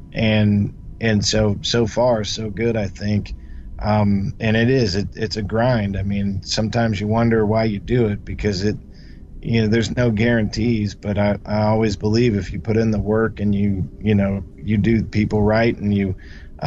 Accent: Kansas City, Missouri, United States; I'm born and raised in Kansas City

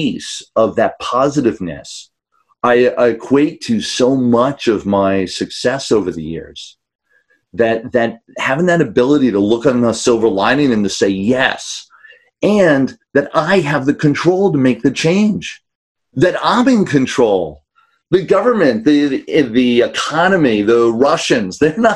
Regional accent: New York City, New York, United States; I grew up in New York City

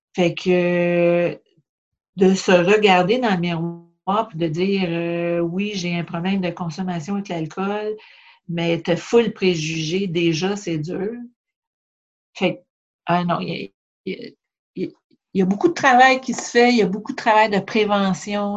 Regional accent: Châteauguay, Quebec, Canada; moved away as an adult; also born or lived in Montreal; now in Charlevoix, Canada; je viens pas de Charlevoix. Dans le fond, je suis native de, la banlieue de Montréal, Châteauguay

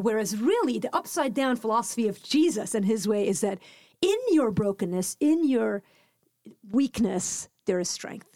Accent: Lebanon; moved away; I'm Lebanese. I grew up in Lebanon

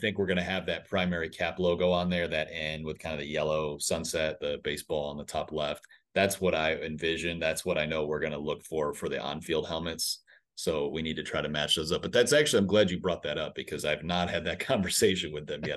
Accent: Western New York, United States; now in Northwest Arkansas, United States; I'm from Western New York

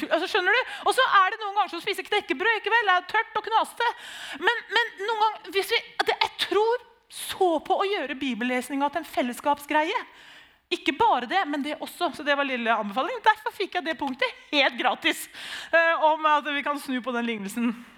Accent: Nissedal, Telemark, Norway; Vi er jo født og oppvokst i Nissedal

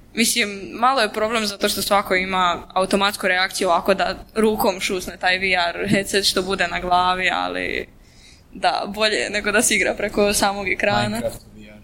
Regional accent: Vinkovci, Vukovar-Syrmia County, Croatia; kod nas u Vinkovcima, pošto sam ja originalno išla u Vinkovcu u srednju školu

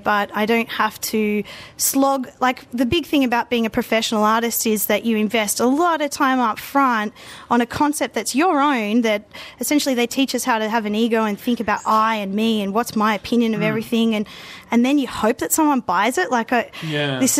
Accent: Mudgee, New South Wales, Australia; now in Newcastle, Australia; I grew up in Mudgee where my family ran a business

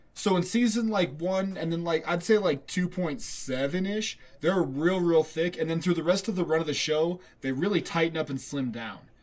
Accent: United States; I'm an American

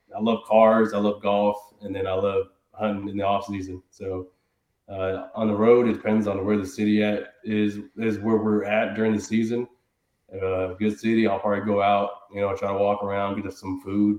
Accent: Houston, Texas, United States; I grew up obviously here in Houston, but I grew up in the suburbs, so it was still considered Houston

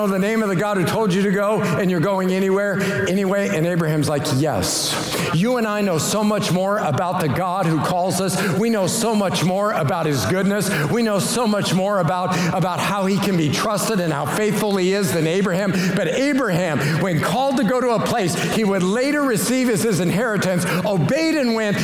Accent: Colorado, United States; moved away as an adult; also born or lived in Springfield, Missouri / Western Kansas / Kansas City; I was from Colorado

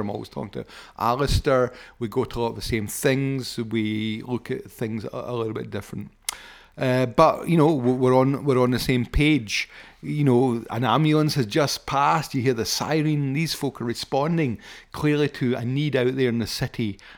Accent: Paisley, Scotland, United Kingdom; I was brought up in Foxborough and Paisley, I was brought up in a council scheme

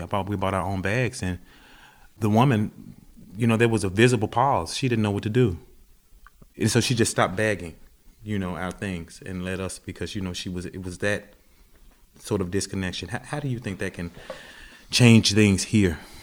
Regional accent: the South, United States; also born or lived in Greenville, Mississippi; now in Philadelphia, United States; as a Southerner, I grew up with all of this kind of food

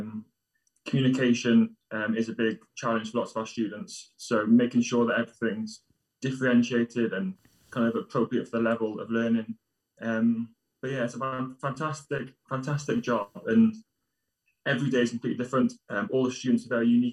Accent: Wales, United Kingdom; I'm Welsh myself

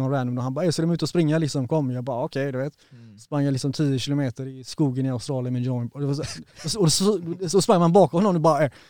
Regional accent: Partille, Västra Götaland, Sweden; Det började i Partille faktiskt. Ja. Jag växte upp i Partille.

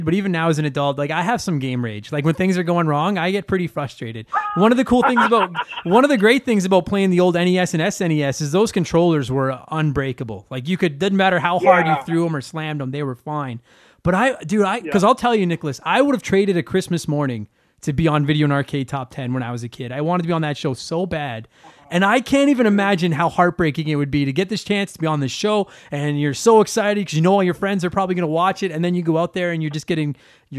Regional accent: Calgary, Alberta, Canada; I grew up in Calgary

